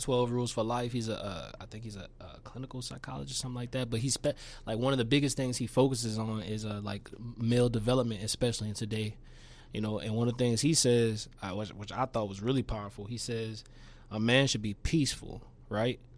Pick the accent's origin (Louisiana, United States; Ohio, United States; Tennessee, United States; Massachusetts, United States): Louisiana, United States; Shreveport; also born or lived in New Orleans; I grew up in, like, the Stoner Hill Highland area, Shreveport.